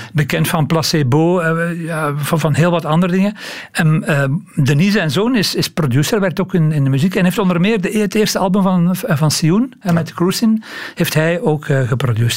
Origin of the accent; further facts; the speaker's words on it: Belgium; als Belgen